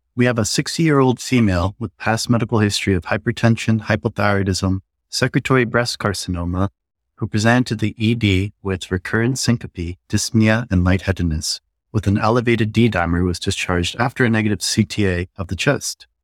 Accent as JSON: {"language": "English", "town": "Ann Arbor", "region": "Michigan", "country": "United States", "tie": "born or raised there", "moved": "yes", "said": "I'm a Korean American that grew up in Ann Arbor, Michigan."}